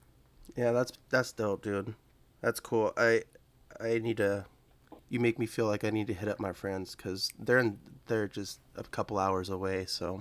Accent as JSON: {"language": "English", "town": "Spokane", "region": "Washington", "country": "United States", "tie": "born or raised there", "also_born_or_lived": "Portland", "moved": "yes", "lives_now": "Coeur d'Alene, United States", "said": "I grew up with them in Spokane."}